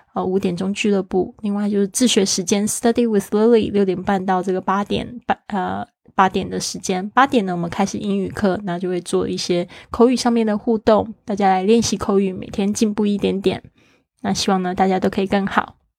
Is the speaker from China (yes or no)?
no; Kaohsiung, Taiwan; now in Taitung, Taiwan; my hometown 高雄